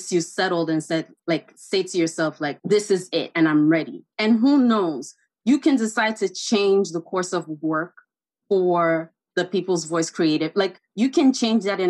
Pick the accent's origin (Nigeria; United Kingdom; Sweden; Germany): Nigeria; Enugu, Enugu State; now in New York, United States; I'm from Enugu, Nigeria, and people from Enugu, they call them Wawa people. They call us Wawa people.